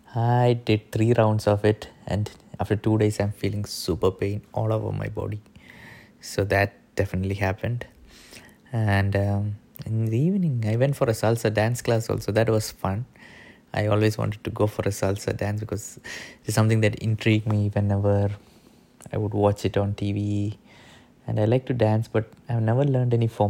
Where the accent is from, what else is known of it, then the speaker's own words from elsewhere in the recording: India; moved away; also born or lived in Pune; growing up as an Indian kid